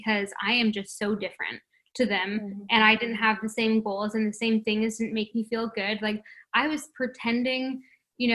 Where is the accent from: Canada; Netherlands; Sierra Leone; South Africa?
Canada; Toronto, Ontario; moved away as an adult; now in Paradise Island, Bahamas; I was born and raised in Toronto